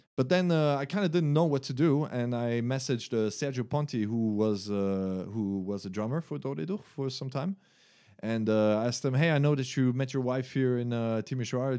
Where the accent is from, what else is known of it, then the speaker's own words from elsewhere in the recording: Germany; English is a second language; moved away; from Germany. Uh, I was born there, but my mom is uh, French. So I went to a French school there. Uh, I grew up bilingual